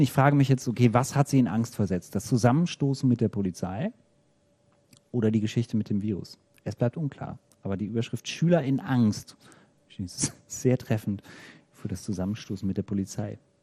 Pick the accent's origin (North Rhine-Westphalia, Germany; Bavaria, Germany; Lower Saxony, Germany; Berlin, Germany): North Rhine-Westphalia, Germany; Bielefeld; moved away; In Bielefeld, ähm, meiner Heimatstadt sozusagen. Also aus der Ecke zumindest komme ich ursprünglich